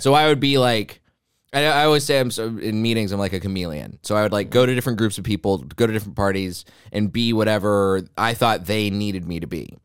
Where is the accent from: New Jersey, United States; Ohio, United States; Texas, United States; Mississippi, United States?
Texas, United States; I didn't really jive with Christianity by the end of my time growing up in Texas